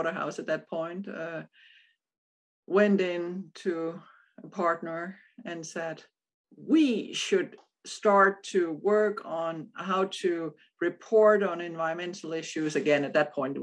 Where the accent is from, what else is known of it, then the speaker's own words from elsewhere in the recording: Odense, Southern Denmark, Denmark; born in Odense, which is the same city as Hans Christian Andersen